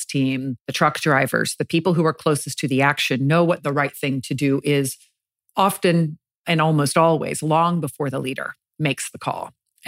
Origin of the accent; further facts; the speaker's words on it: Jacksonville, Florida, United States; I grew up in Jacksonville, Florida.